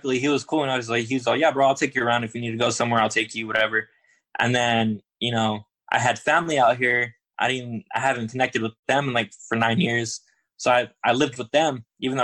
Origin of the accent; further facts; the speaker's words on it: California, United States; moved away as an adult; now in Virginia, United States; I was born on the West Coast, used to West Coast and everything. It was different because I'm used to California people